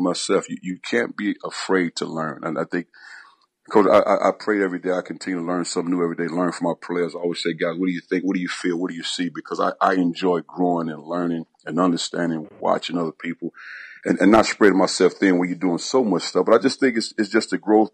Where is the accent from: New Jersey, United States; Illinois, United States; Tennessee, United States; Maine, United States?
Illinois, United States; East St. Louis; growing up in East St. Louis